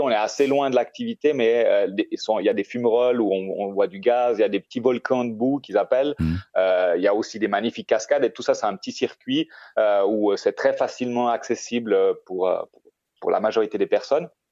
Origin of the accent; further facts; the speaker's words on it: Switzerland; moved away as an adult; now in Costa Rica; j'ai grandi en Suisse